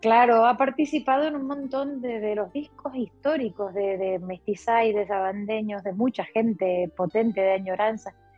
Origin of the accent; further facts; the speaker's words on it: Canary Islands, Spain; Los canarios somos muy revoltosos y, muy viajeros